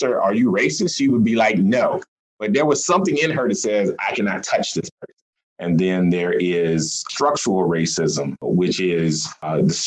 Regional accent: South Carolina, United States; now in Des Moines, United States; I am from South Carolina.

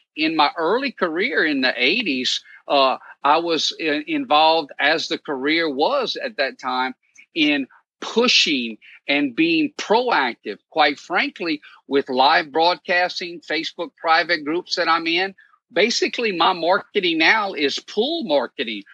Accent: Cajun, Louisiana, United States; now in New Orleans, United States; I'm Cajun

